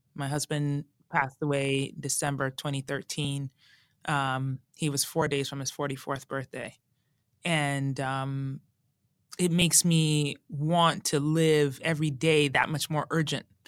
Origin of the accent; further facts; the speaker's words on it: Colorado, United States; I grew up in Colorado, and as a teen, going into Black Forest, which was near my house